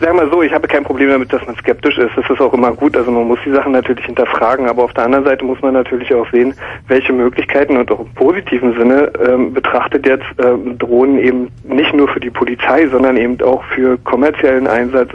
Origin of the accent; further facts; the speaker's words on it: East Germany, Germany; ich bin aus dem Osten